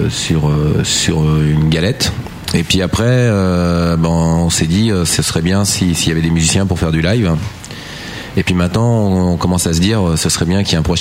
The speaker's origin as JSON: {"language": "French", "region": "Michigan", "country": "United States", "accent": "Michigan", "said": "j'ai commencé à chanter et comme avec mon accent euh, Michigan, Michigan quoi."}